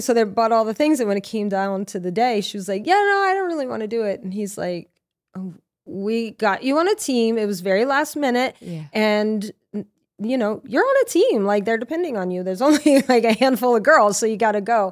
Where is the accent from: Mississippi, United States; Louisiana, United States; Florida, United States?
Louisiana, United States; Lafayette; moved away; also born or lived in Norwalk, Connecticut; I'm from Louisiana